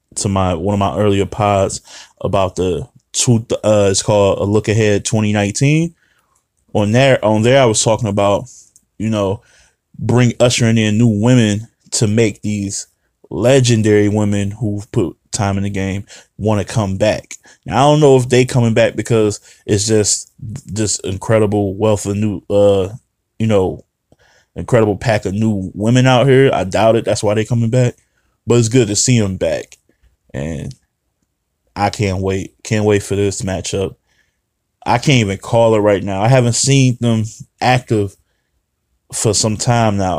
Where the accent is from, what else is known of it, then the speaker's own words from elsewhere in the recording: Detroit, Michigan, United States; I'm from Detroit.